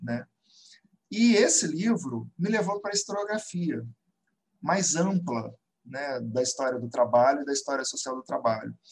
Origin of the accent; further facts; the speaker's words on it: Belo Horizonte, Minas Gerais, Brazil; moved away as an adult; also born or lived in Campinas; now in Rio de Janeiro, Brazil; eu sou nascido em Belo Horizonte, é, atualmente moro no Rio